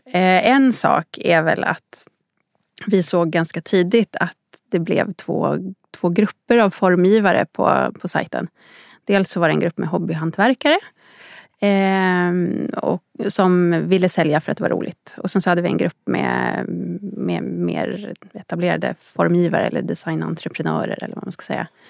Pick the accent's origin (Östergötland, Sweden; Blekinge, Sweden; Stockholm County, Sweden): Stockholm County, Sweden; Upplands Väsby; Jag är uppväxt i Upplands Väsby, en bit norr om Stockholm